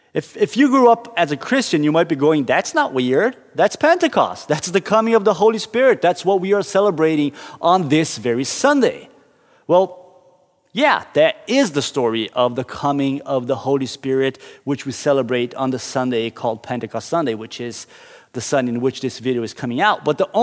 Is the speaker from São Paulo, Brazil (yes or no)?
no; Curitiba, Paraná, Brazil; We were driving through downtown Curitiba, the city I grew up in Brazil.